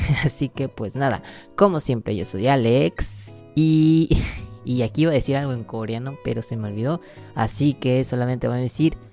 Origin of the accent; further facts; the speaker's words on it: Mexico; soy mexicano